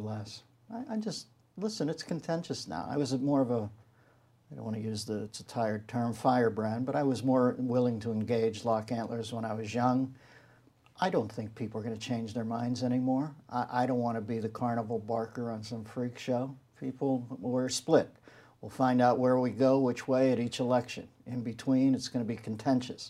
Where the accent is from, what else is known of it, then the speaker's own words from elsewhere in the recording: Pittsburgh, Pennsylvania, United States; I grew up in Pittsburgh.